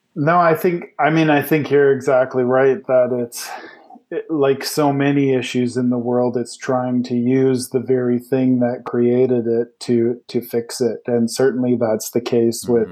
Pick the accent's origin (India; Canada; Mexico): Canada; growing up in Canada